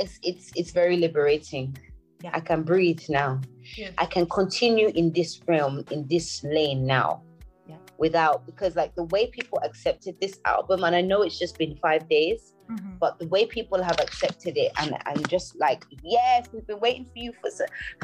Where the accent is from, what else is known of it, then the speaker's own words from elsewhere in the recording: Nigeria; I'm an African, and I'm Nigerian more specifically.